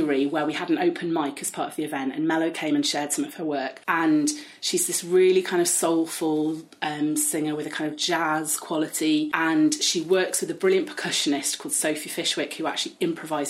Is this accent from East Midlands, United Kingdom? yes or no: yes; Nottingham, East Midlands, United Kingdom; as a collective of 12 people, we're all from Nottingham